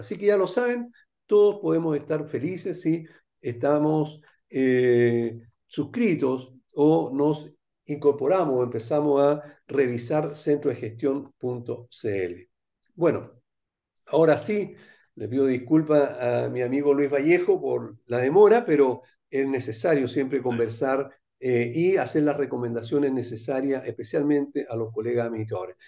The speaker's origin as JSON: {"language": "Spanish", "country": "Chile", "said": "somos chilenos"}